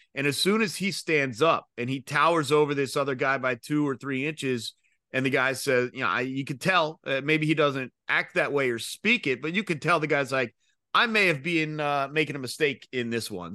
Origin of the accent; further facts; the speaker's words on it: Georgia, United States; I'm from Georgia